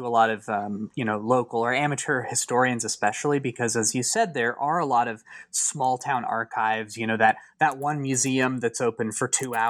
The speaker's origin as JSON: {"language": "English", "region": "Kansas", "country": "United States", "said": "when I was younger, I was like really fascinated with the concept of ghost towns in Kansas, since I'm from Kansas"}